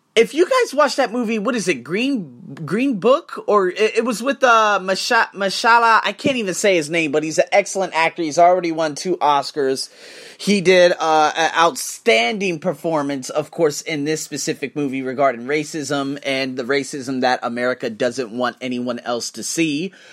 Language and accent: English; United States; I'm American